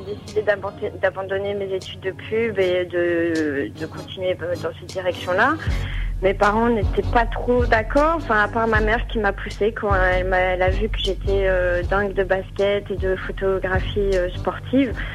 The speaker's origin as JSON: {"language": "French", "country": "France", "also_born_or_lived": "United States", "moved": "yes", "said": "en tant que française, photographe"}